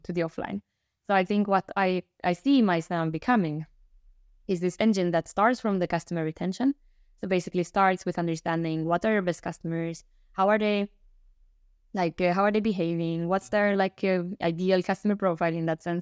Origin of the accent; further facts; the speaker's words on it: Romania; moved away; I'm originally from Romania